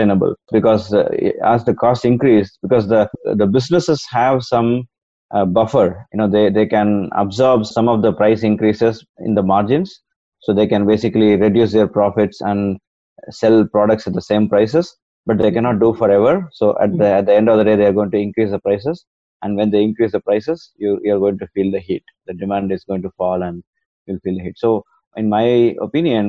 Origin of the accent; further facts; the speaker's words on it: India; moved away; I'm originally from India